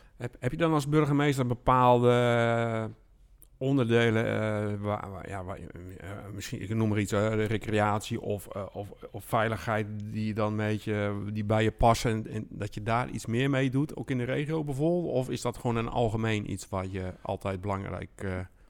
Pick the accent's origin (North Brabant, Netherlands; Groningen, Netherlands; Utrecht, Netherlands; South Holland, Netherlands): South Holland, Netherlands; Alblasserwaard; ik kom uit de Albasse Waard van oorsprong